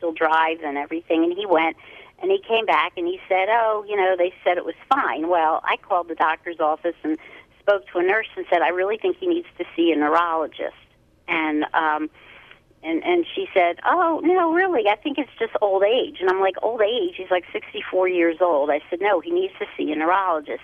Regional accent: Philadelphia, Pennsylvania, United States; I'm from Philadelphia

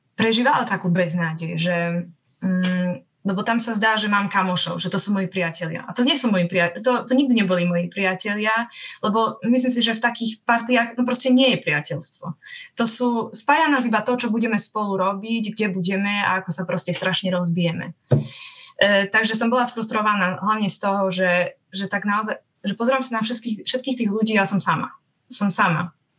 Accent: Slovakia; also born or lived in Košice; vyrastala som asi ako väčšina ľudí na Slovensku

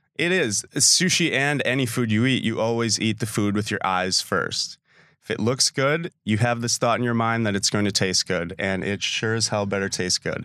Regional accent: Sister Bay, Wisconsin, United States; also born or lived in Milwaukee; I grew up in Sister Bay

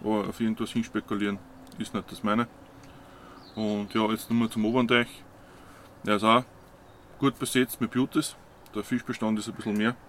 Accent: Waldviertel, Lower Austria, Austria; komme aus dem Waldviertel

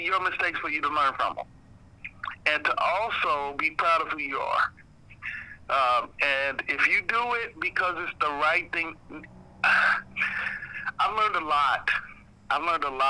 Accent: Indianapolis, Indiana, United States; I was born here. I was raised here

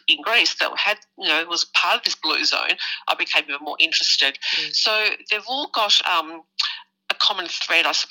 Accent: Richmond, Victoria, Australia; born and raised in Richmond, and can't get more Greek than

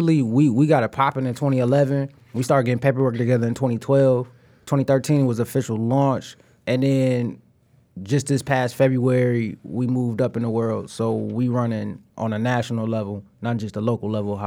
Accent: Detroit, Michigan, United States; record label here in the D, from the West Side

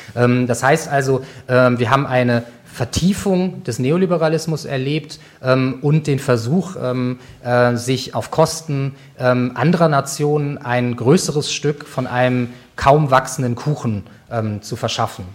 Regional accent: Germany; Als Deutsche

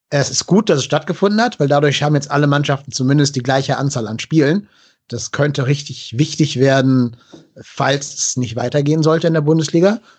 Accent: Cologne, North Rhine-Westphalia, Germany; weil wir als Kölner ja eh Probleme mit Gladbach haben.

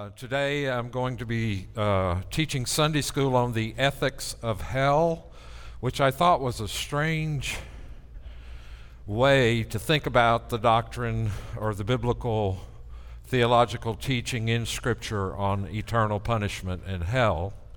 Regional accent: near Mount Lebanon, Tennessee, United States; in my first church in Mount Lebanon, Tennessee, which is right outside my hometown

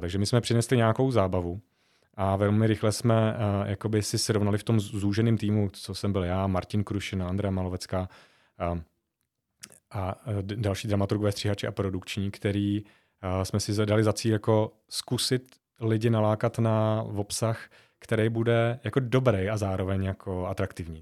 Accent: Žatec, Ústí nad Labem Region, Czechia; moved away; also born or lived in Zlín; jsem hrdý na to, že jsem ze Sudet, uh, a zvlášť jako ze Žatce, z města, který, je, který má velmi smutnou uh, minulost, uh, i, i, i radostnou, i smutnou a vlastně já jsem vyrost v té jakoby post smutný

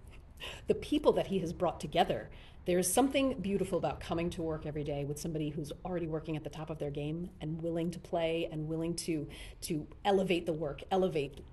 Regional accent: Philadelphia, Pennsylvania, United States; moved away; I grew up outside of Philly

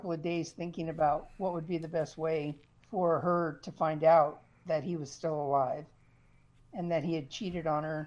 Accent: Colorado, United States; now in Oregon, United States; I grew up in the Rocky Mountains, and I think once you grow up in the mountains, you never get that out of you

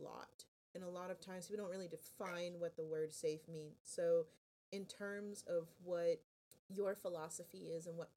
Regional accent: West Palm Beach, Florida, United States; I'm from South Florida, kind of around your neck of the woods, actually, from West Palm Beach area

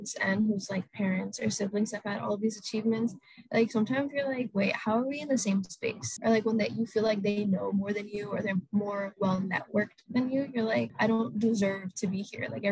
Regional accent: Atlanta, Georgia, United States; moved away as an adult; now in Boston, United States; I'm from Atlanta, Georgia

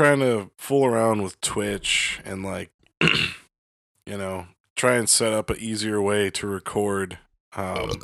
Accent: Detroit, Michigan, United States; moved away; I grew up in Detroit.

